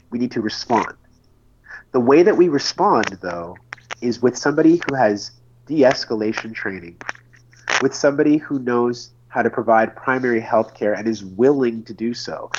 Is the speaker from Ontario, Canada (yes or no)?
yes; Oshawa, Ontario, Canada; also born or lived in Red Deer, Alberta; my hometown of Oshawa